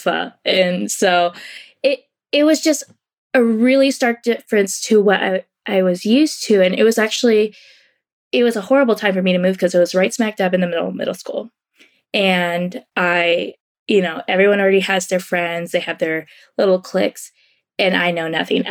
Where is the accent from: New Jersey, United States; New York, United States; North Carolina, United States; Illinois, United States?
North Carolina, United States; Cary; moved away as an adult; also born or lived in California / Tampa, Florida; I was born in California. I was raised in North Carolina